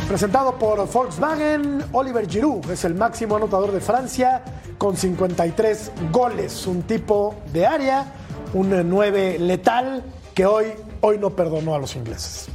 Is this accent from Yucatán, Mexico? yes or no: no; Mexico City, Mexico; soy mexicano